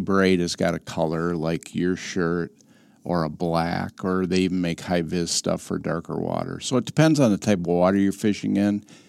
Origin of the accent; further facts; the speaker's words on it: Wisconsin River, United States; I grew up on the Wisconsin River, two blocks off.